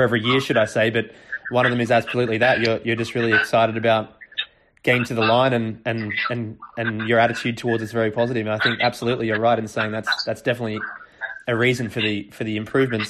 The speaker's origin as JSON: {"language": "English", "country": "Australia", "also_born_or_lived": "Europe", "moved": "yes", "said": "As an Australian, I would call it soccer. But now that I've lived in Europe for a little while"}